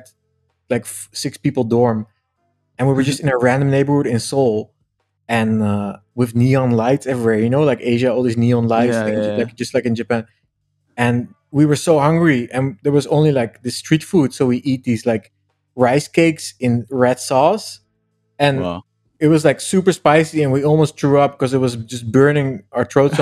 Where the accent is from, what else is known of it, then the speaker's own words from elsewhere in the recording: Netherlands; also born or lived in Amsterdam; I'm originally from Holland. Amsterdam, kind of. I wasn't born there, but I lived there a lot.